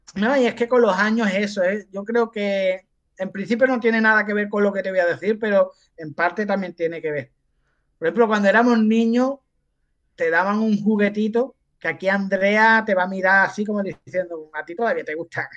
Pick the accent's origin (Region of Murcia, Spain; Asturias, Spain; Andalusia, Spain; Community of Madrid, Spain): Andalusia, Spain; los andaluces somos así